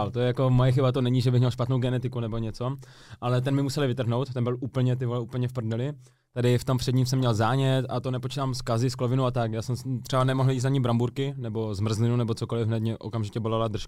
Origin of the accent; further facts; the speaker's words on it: Moravia, Czechia; Kámo, jsme tady z Moravy všichni.